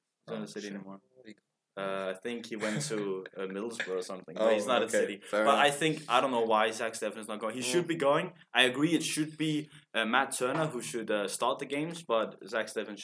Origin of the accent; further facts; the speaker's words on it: Denmark; English is a second language; We're from Denmark.